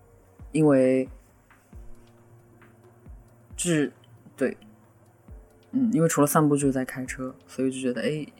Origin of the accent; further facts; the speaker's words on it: northern China, China; 作为一个北方人，风并没有什么太好的经。